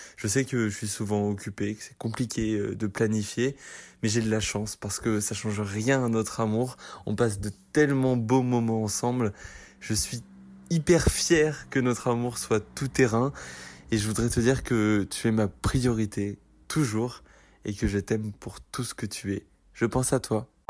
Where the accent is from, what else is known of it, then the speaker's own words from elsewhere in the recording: Champagne-Ardenne, Grand Est, France; now in Paris, France; je suis originaire de Champagne-Ardenne et je vis à Paris